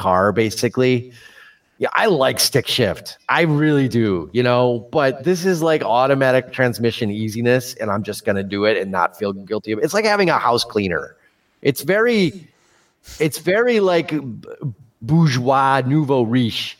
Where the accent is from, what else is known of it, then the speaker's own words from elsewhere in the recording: Chicago, Illinois, United States; I'm from Chicago and we talk Chicago.